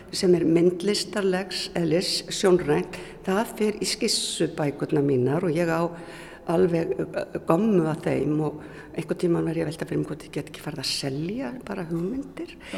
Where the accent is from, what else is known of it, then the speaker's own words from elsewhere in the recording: Reykjavík, Capital Region, Iceland; moved away as an adult; also born or lived in Akranes; ég er fættu uppalinn í Reykjavík